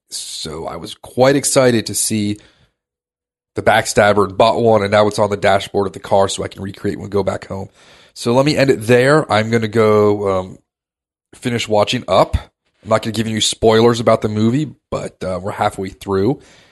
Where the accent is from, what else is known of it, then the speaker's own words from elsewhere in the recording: Maharashtra, India; We're from Maharashtra. We don't get excited about sandwiches.